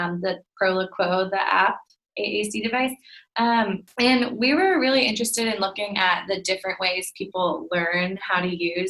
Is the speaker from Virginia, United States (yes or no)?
yes; Virginia Beach, Virginia, United States; I'm from Virginia Beach